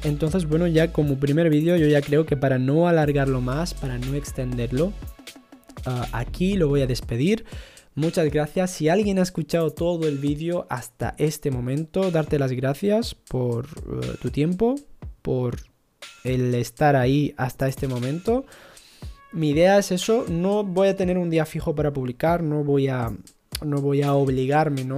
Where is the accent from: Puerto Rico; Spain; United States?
Spain; Ceuta; moved away as an adult; also born or lived in Italy; now in Granada, Spain; Yo soy de Ceuta, pero vivo en Granada desde hace 10 años y digamos que, bueno, vine a formarme, ¿no? A estudiar en la universidad